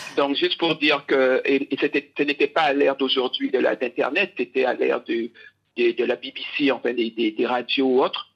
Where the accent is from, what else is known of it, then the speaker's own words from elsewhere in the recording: Guadeloupe; also born or lived in England / New York, United States; now in Accra, Ghana; je suis euh, de Guadeloupe et euh, je n'ai pas eu peur d'aller vivre, en Angleterre 12 ans, 3 ans à New York et j'entame ma quatrième année au Ghana